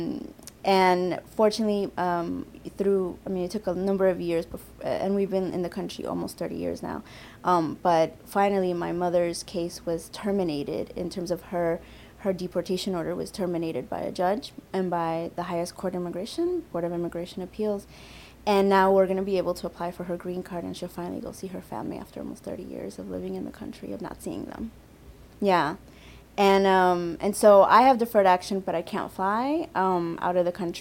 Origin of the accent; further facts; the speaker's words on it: Bolivia; now in New York, United States; I'm from Bolivia